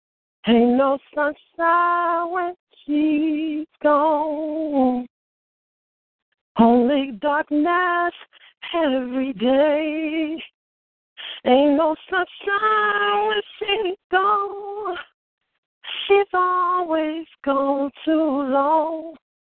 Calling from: Michigan City, Indiana, United States; I'm calling you from Michigan City. Actually, I'm at work right now

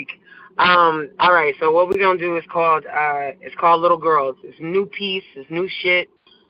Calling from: Houston, Texas, United States; I'm calling from Houston, Texas.

